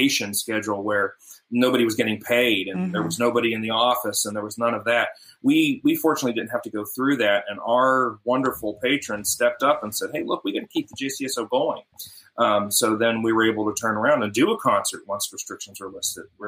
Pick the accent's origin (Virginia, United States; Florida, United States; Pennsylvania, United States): Pennsylvania, United States; Pittsburgh; moved away; also born or lived in Tri-Cities; I'm from Pittsburgh originally, just north of Pittsburgh